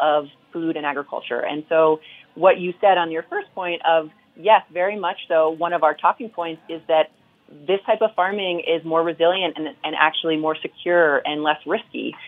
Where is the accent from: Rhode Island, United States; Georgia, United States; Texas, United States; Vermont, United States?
Vermont, United States; growing up in Vermont. I grew up on a farm.